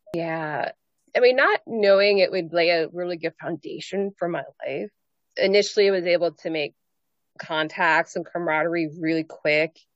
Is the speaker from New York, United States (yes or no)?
no; Pennsylvania, United States; I was from Pennsylvania